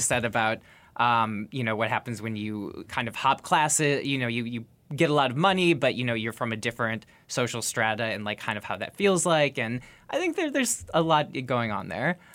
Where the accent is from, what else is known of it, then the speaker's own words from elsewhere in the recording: Minneapolis, Minnesota, United States; my hometown of Minneapolis.